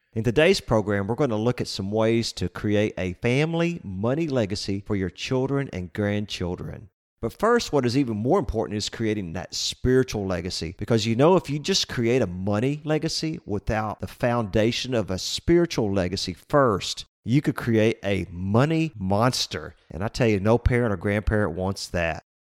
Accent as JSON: {"language": "English", "town": "Lake Jackson", "region": "Texas", "country": "United States", "tie": "born or raised there", "said": "I grew up in Lake Jackson, and when I was a kid, that was about five or six thousand people"}